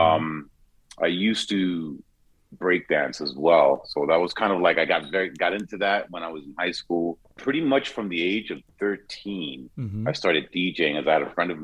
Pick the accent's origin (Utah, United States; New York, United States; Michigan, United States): New York, United States; New York City; when I first started as a kid growing up in Queens